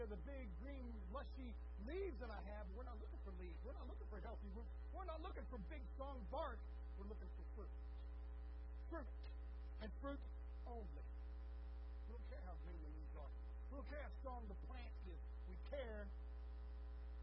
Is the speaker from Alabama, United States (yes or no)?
no; Texas, United States; as a Texan